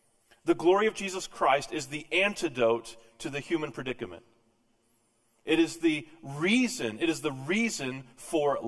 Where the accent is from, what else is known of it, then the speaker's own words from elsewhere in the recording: Texas, United States; also born or lived in Tennessee / Vermont; now in Missouri, United States; I was born in Texas, grew up in Texas, spent some time in Tennessee, 12 years in Tennessee before moving to Vermont